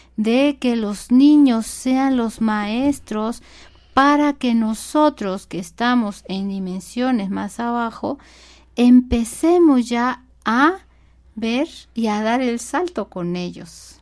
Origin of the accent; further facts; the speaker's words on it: Mexico; nuestro México